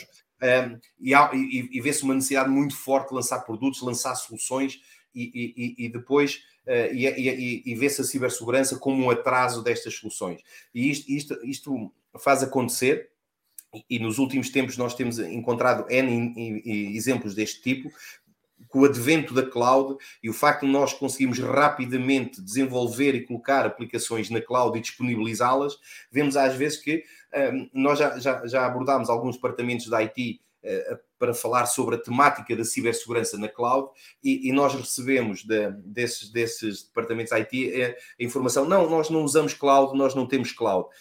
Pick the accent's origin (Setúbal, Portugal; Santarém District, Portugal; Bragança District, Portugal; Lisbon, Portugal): Lisbon, Portugal; sou natural de Lisboa